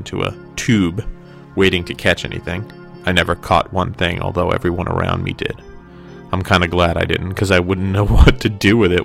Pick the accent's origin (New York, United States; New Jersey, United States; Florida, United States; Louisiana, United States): New Jersey, United States; When I was a kid growing up in New Jersey